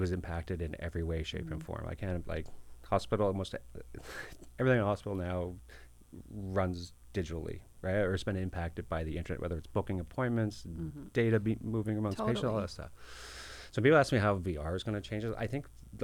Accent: Halifax, Nova Scotia, Canada; I was born in Halifax

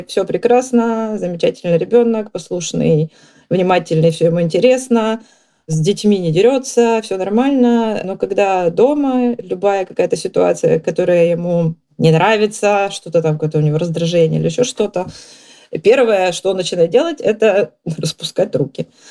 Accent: Kyiv, Ukraine; moved away as an adult; now in England, United Kingdom; из Киева на самом деле, но а сейчас в Англии.

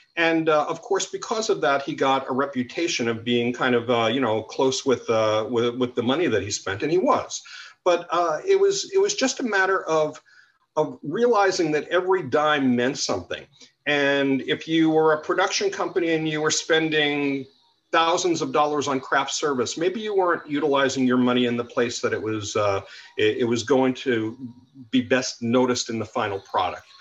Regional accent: New York City, New York, United States; I grew up in New York as a kid

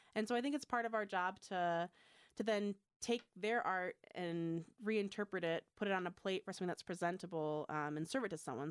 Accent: Michigan, United States; moved away as an adult; I grew up in Michigan.

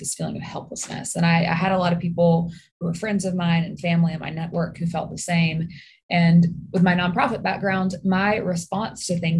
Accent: Birmingham, Alabama, United States; also born or lived in Mississippi / Washington, District of Columbia, United States; So I am born and raised in Birmingham

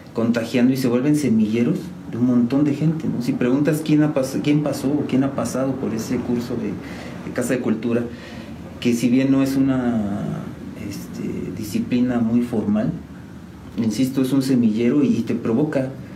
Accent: San Juan del Río, Querétaro, Mexico; Orgullosamente sanjuanense, de San Juan del Río, siempre les digo, soy sanjuanense eh, desde siempre

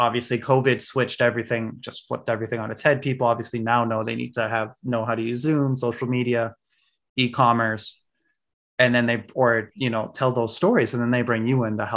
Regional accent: Maine, United States; moved away; also born or lived in Nicaragua / Peru; I was that kid that always wore shorts when I was growing up in Maine

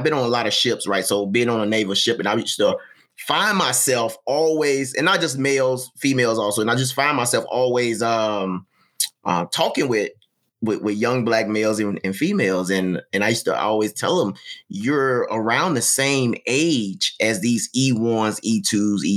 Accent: Mississippi, United States; moved away as an adult; I grew up in Mississippi.

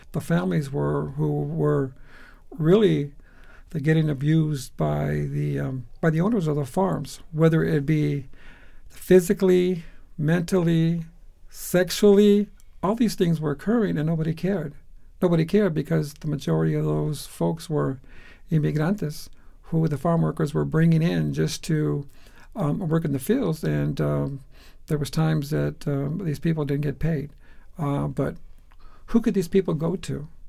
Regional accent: Phoenix, Arizona, United States; I was born and raised in Phoenix

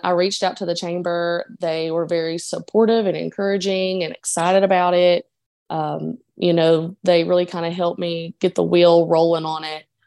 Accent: Dickenson County, Virginia, United States; moved away as an adult; now in Portland, United States; I grew up in a coal town, um, in Dickinson County, Virginia, near the Eastern Kentucky line

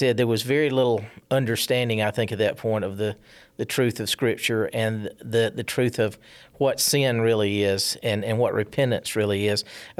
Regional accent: South Carolina, United States; moved away; I grew up in South Carolina.

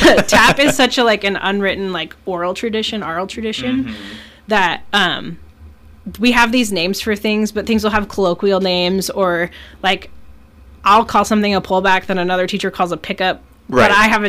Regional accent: Alaska, United States; this island in Alaska.

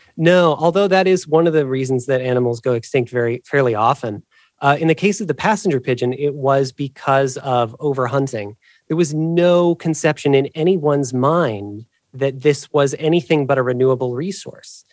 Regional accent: Illinois, United States; moved away as an adult; now in Ohio, United States; I, I grew up in Illinois

